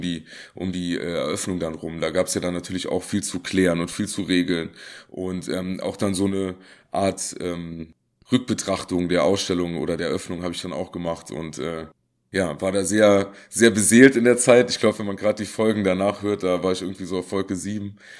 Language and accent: German; Saarland, Germany; ich komme aus dem Saarland